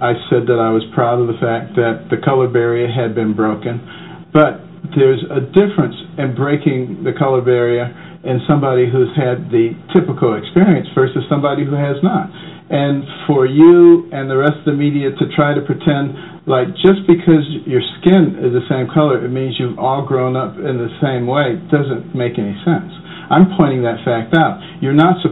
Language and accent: English; Detroit, Michigan, United States; moved away; also born or lived in Boston; I grew up in Detroit, and I grew up in Boston.